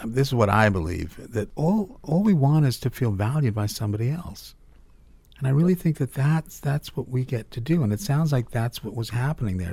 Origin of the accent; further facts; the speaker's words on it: Cape Town, Western Cape, South Africa; now in United States; I was born in Cape Town, South Africa